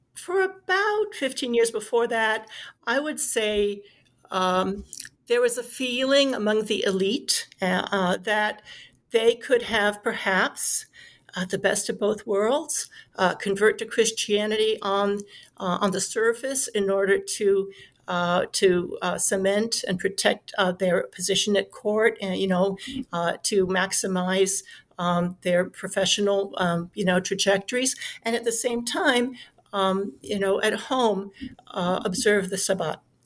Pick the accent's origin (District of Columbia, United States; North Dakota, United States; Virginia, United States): District of Columbia, United States; Washington; I grew up in Washington, D.C. in the 1970s, nation's capital